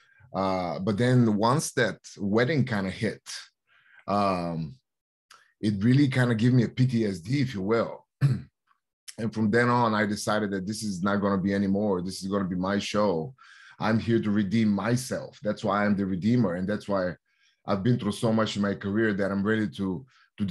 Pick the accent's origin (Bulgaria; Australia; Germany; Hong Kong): Bulgaria; Plovdiv, Plovdiv Province; moved away; my hometown in Plovdiv, Bulgaria, which is the sixth oldest living city in Bulgaria.